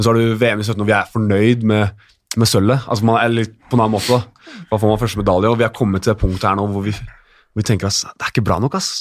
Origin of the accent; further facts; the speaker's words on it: Norway; vi er nordmenn